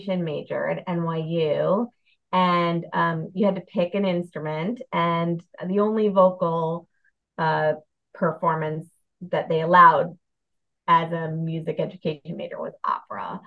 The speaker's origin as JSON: {"language": "English", "town": "Bethesda", "region": "Maryland", "country": "United States", "tie": "born or raised there", "also_born_or_lived": "Brooklyn, New York", "moved": "as an adult", "lives_now": "Delaware, United States", "said": "I grew up in Bethesda, Maryland, outside of Washington, D.C."}